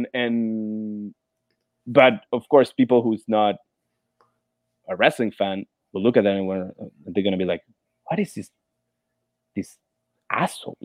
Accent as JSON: {"language": "English", "town": "Santiago", "region": "Santiago Metropolitan Region", "country": "Chile", "tie": "born or raised there", "second_language": "English", "moved": "as an adult", "lives_now": "Florida, United States", "said": "Santiago de Chile, my hometown"}